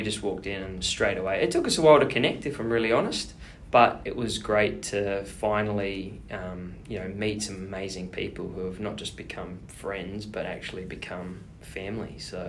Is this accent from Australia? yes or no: yes; Australia; now in New Zealand; so I'm an Aussie.